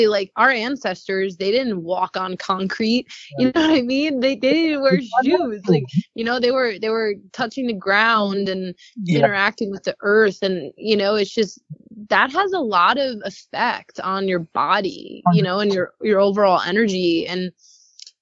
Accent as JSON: {"language": "English", "area": "North Shore, Long Island", "region": "New York", "country": "United States", "tie": "born or raised there", "moved": "as an adult", "lives_now": "California, United States", "said": "I grew up in the North Shore on Long Island, where there's a lot of trees and beaches and forests"}